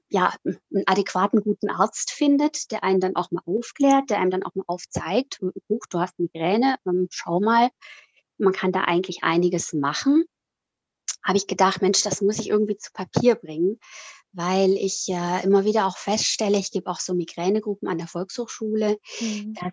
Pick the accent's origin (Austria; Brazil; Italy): Italy; moved away as an adult; also born or lived in Switzerland; now in Süddeutschland, Germany; bin 47 Jahre alt, ähm, bin in der Schweiz geboren und in Italien aufgewachsen Dort bin ich auf die europäische Schule gegangen und nach dem Abi hat es mich dann nach Deutschland verschlagen